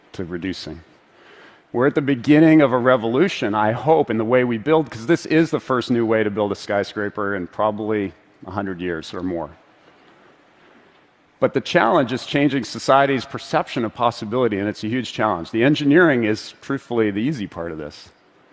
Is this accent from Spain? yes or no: no; Vancouver, British Columbia, Canada; my hometown of Vancouver